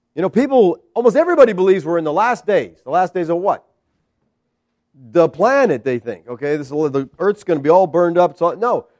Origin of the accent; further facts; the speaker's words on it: United States